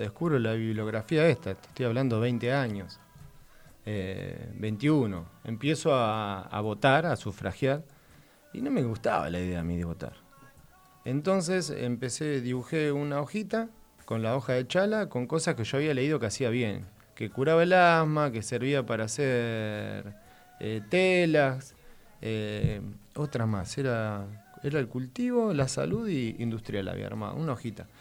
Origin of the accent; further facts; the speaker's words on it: Moreno, Buenos Aires Province, Argentina; also born or lived in Córdoba, Argentina; soy de Moreno y al año me fui a vivir a Córdoba. Viví ahí hasta